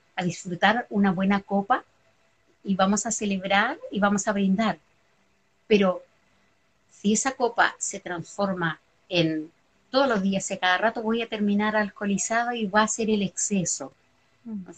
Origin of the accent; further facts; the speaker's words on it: Chile; nacida y criada en Chile